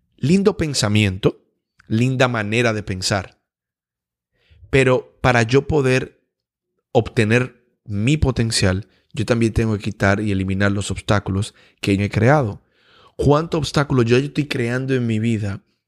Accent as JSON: {"language": "Spanish", "country": "Dominican Republic", "said": "como dominicano yo necesito visa para poder ir a Canadá"}